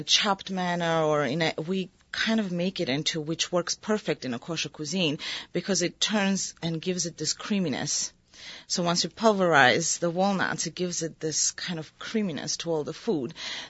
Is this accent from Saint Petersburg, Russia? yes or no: no; Moscow, Russia; But whenever I try to apply myself directly to being Georgian or to being Russian, I grew up in Moscow, or to being American, I don't fit.